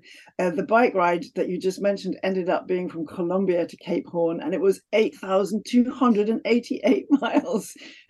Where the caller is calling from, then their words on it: North West England, United Kingdom; I'm talking today from Cumbria in Northwest England, where it's actually a beautiful, sunny, if cold day.